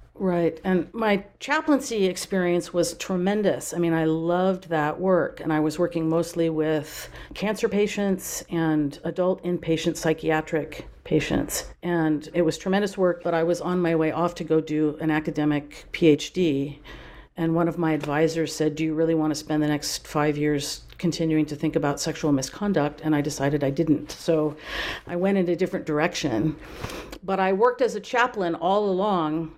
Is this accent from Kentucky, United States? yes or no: no; Napa Valley, California, United States; born or raised there; moved away as an adult; also born or lived in Durham, North Carolina / Baltimore, Maryland